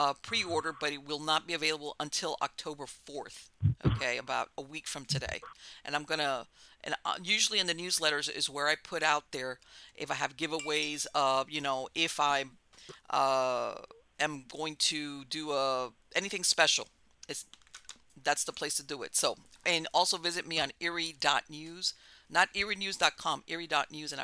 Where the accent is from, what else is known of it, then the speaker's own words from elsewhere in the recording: Miami, Florida, United States; moved away as an adult; also born or lived in Hialeah, Florida; now in North Florida, United States; I was born and raised in Miami